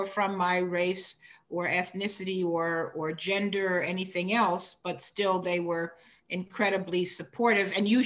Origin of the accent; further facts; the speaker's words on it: United States; in the US, I'm considered a Black American, African American.